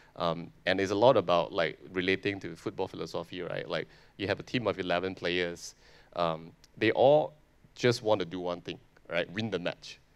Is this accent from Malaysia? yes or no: yes; Malaysia; I'm a Malaysian